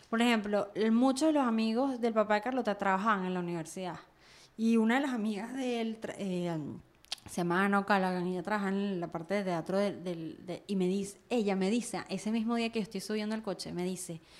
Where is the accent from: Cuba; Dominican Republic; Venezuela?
Venezuela; moved away; porque ahora yo soy venezolana, diáspora venezolana.